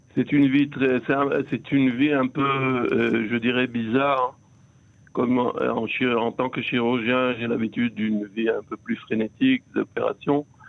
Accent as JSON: {"language": "French", "country": "Israel", "said": "ici chez nous en Israël"}